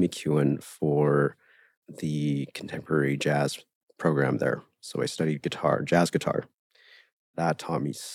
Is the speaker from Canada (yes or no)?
yes; Millet, Alberta, Canada; I grew up here in Alberta in a small town called Millet